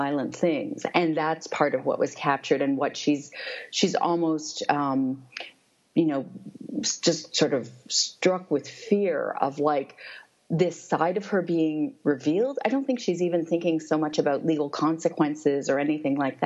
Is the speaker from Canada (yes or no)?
yes; Toronto, Ontario, Canada; I grew up in Toronto, which is, I think, still called the most multicultural city in the world.